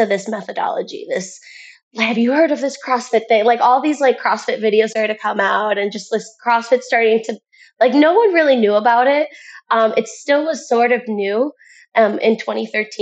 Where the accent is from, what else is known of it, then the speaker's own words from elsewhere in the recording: Cleveland, Ohio, United States; moved away as an adult; now in Naples, United States; I'm originally from Cleveland, Ohio